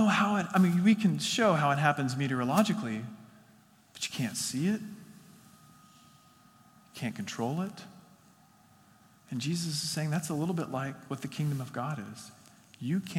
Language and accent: English; West Texas, United States; I grew up in West Texas in the Panhandle